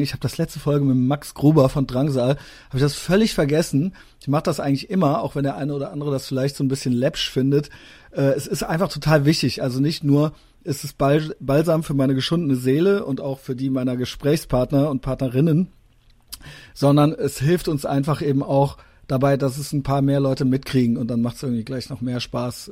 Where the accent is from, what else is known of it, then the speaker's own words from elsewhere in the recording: Koblenz, Rhineland-Palatinate, Germany; moved away; ich bin aus Koblenz